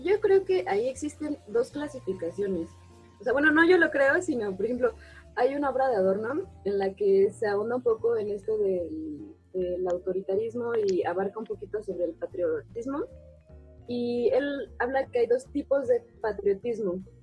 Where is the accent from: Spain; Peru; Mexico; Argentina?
Mexico; soy mexicana